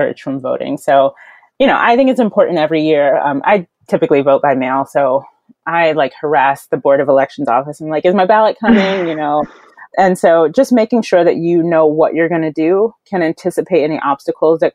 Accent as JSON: {"language": "English", "region": "North Carolina", "country": "United States", "said": "I'm from North Carolina"}